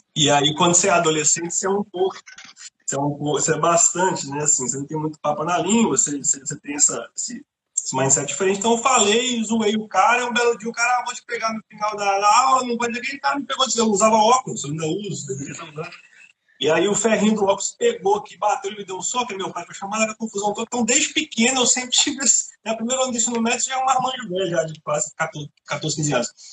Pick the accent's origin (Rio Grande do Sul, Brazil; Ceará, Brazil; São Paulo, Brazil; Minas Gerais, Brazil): Minas Gerais, Brazil; Contagem; moved away as an adult; also born or lived in Eldorado, Contagem / Belo Horizonte; now in Ireland; eu sou mineiro, eu sou de Contagem, é, nascido e criado em Nova Contagem